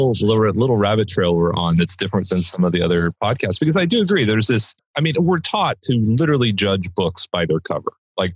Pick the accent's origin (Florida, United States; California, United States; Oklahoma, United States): California, United States; Los Angeles; moved away as an adult; also born or lived in Orange County / South Dakota; I have South Dakota plates, but you know, I grew up in Los Angeles. I spent 40 years of my life, you know, in Los Angeles and obviously Orange County.